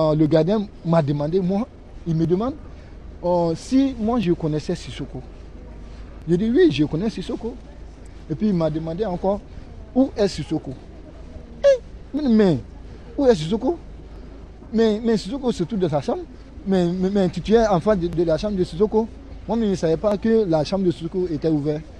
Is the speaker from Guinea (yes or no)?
yes; Guinea; now in Châlons-en-Champagne, France; moi, je suis guinéen